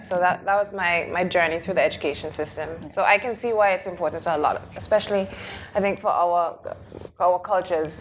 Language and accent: English; Anguilla; now in United Kingdom; I was raised on the British Overseas island of Anguilla